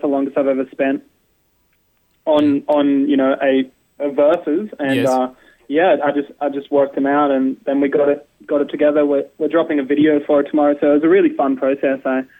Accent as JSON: {"language": "English", "town": "Byron Bay", "region": "New South Wales", "country": "Australia", "tie": "born or raised there", "moved": "yes", "lives_now": "Melbourne, Australia", "said": "when I grew up there, I'm 25 now. So when I was growing up in Byron, it was a huge hardcore scene in Byron"}